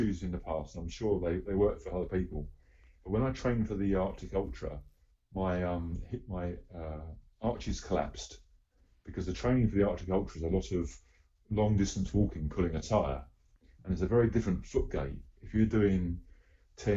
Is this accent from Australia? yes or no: no; United Kingdom; I am proudly British